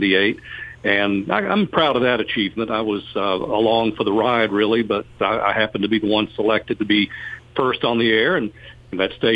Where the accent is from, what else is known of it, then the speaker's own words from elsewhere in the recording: Bryant, Alabama, United States; moved away as an adult; now in Chattanooga, United States; I'm a local boy. I grew up in Bryant, Alabama, about 30 miles southwest of Chattanooga near Trenton, Georgia